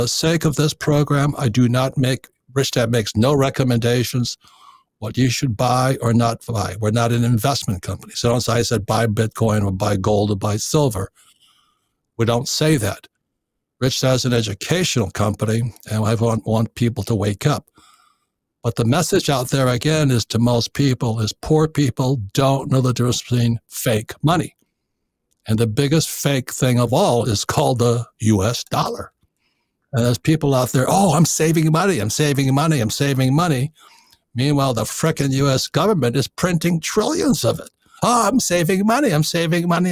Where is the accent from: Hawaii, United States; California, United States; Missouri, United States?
Hawaii, United States; Hilo; I grew up in Hilo, Hawaii.